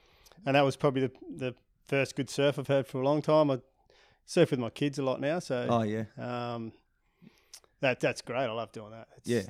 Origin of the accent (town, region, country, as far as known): Smiths Beach, Western Australia, Australia; born or raised there; also born or lived in Perth